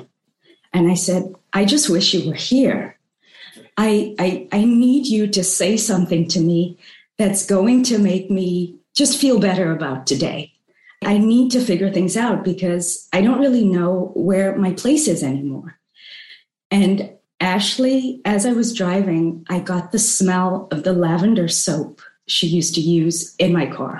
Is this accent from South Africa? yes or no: yes; South Africa; moved away as an adult; also born or lived in New York City; now in Hong Kong; I grew up in South Africa. You know, eventually I left, I traveled the world, and I ended up in New York City